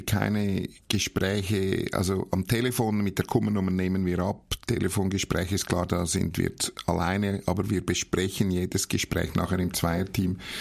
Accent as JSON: {"language": "German", "town": "Horgen", "region": "Zurich", "country": "Switzerland", "tie": "born or raised there", "also_born_or_lived": "Nuremberg, Germany", "said": "geboren bin ich in Nürnberg, das hört man wahrscheinlich meinem Dialekt noch an, aber aufgewachsen bin ich in Horgen am Zürichsee"}